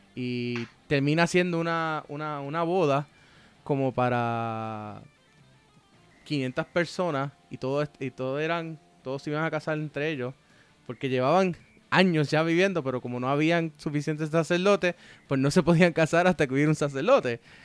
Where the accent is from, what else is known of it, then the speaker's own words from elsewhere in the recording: Puerto Rico; somos puertorriqueños